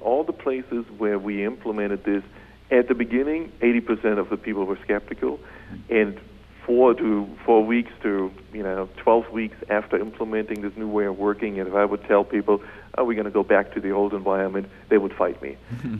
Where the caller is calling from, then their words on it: Munich, Bavaria, Germany; I'm calling in from Munich.